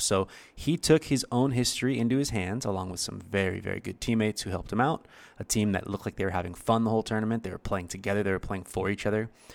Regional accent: United States; I'm from America

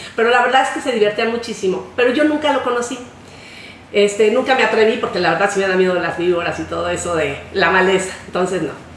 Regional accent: Mexico; somos mexicanos

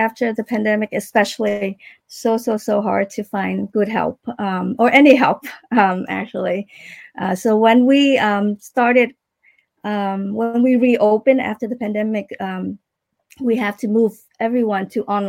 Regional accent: Iowa, United States; now in Davie, United States; We actually, when I moved to from Iowa, we stay at my aunt in Fort Lauderdale for a while, and then we moved to Davie, and that's where we've been.

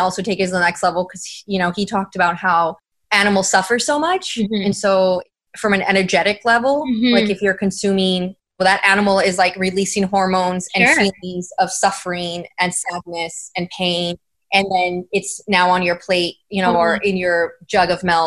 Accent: San Antonio, Texas, United States; moved away as an adult; also born or lived in San Diego; now in San Antonio, United States; I need to get back to my hometown and, you know, work there, do what I'm doing out in San Diego, but do it in San Antonio

